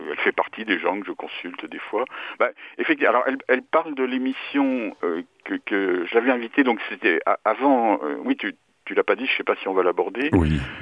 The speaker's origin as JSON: {"language": "French", "town": "Paris", "region": "Île-de-France", "country": "France", "tie": "born or raised there", "said": "je suis né à Paris, j'ai toujours vécu à Paris"}